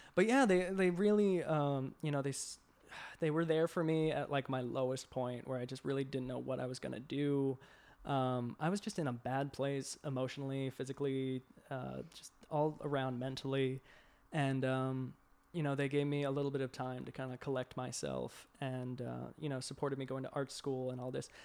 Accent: Boston, Massachusetts, United States; moved away as an adult; also born or lived in Savannah, Georgia; now in Atlanta, United States; I grew up in Boston originally, and, uh, I slowly moved my way down south

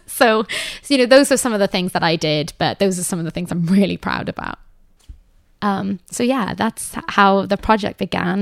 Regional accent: Cardiff, Wales, United Kingdom; moved away; also born or lived in Manhattan; I've only lived in one house for my entire life, um, and that is in Cardiff.

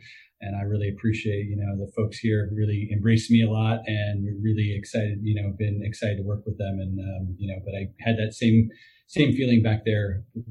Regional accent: Everett, Washington, United States; moved away as an adult; now in Clayton, United States; I was born and raised in the Seattle area, just north in Snohomish County and Everett, Washington.

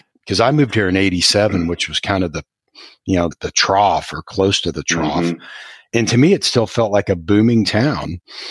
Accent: Northern Iowa, United States; moved away as an adult; now in Houston, United States; I'm also from the Midwest, like you, from Northern Iowa.

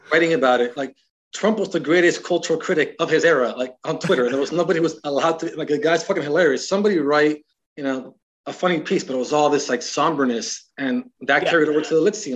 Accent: Miami, Florida, United States; moved away as an adult; also born or lived in Iowa; I come from Miami, uh, probably you could say I'm from the hood. It's the way I grew up.

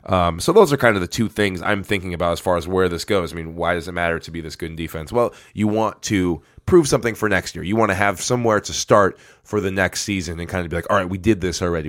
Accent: Farmington, Minnesota, United States; we come from Farmington

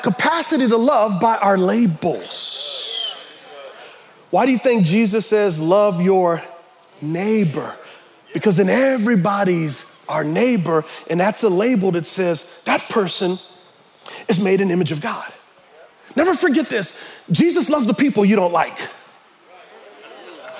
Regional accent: United States; we as American Christians

